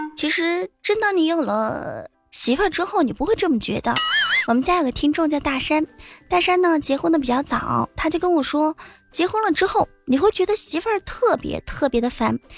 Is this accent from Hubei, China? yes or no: yes; Enshi, Hubei, China; 我们湖北恩施啊，那叫一个轻轻的山，轻轻的水，轻轻的河儿，轻轻的人呐